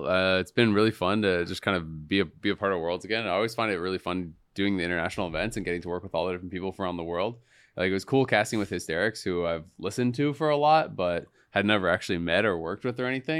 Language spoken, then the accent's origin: English; Canada; now in United States; I'm Canadian.